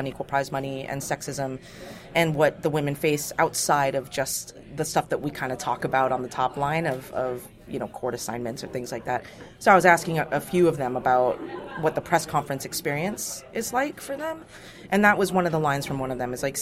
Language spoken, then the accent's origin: English; United States; I'm an American